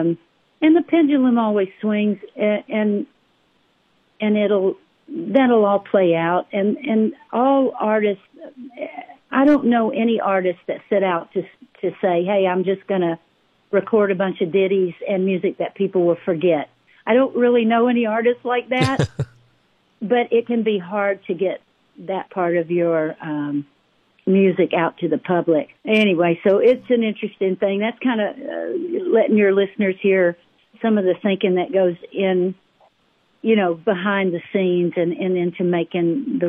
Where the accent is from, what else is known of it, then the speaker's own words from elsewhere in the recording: Nashville, Tennessee, United States; I grew up here in Nashville